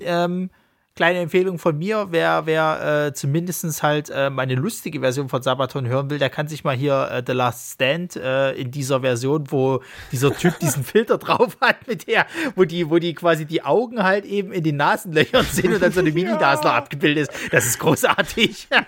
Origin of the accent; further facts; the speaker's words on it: Saxony, Germany; accent: Saxon; wegen meinem tollen sächsischen Dialekt